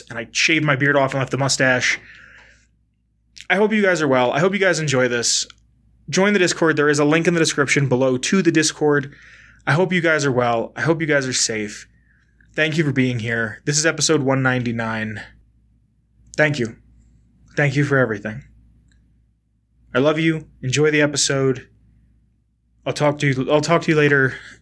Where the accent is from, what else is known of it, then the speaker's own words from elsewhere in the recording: Pennsylvania, United States; moved away as an adult; now in Colorado, United States; I'm moving from Pennsylvania to Colorado